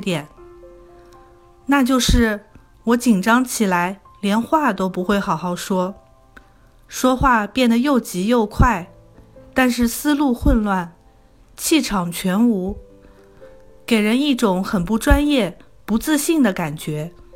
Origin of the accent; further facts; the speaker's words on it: Wuxi, Jiangsu, China; moved away as an adult; now in Toronto, Canada; 我来自江苏无锡，十年前来到加拿大多伦多，从事食品零售管理